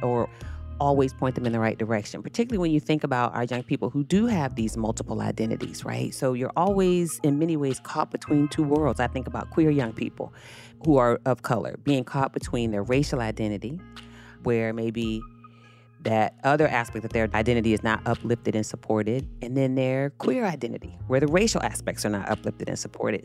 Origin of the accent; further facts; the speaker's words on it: Virginia Beach, Virginia, United States; When I was growing up, I'm from Virginia Beach, Virginia.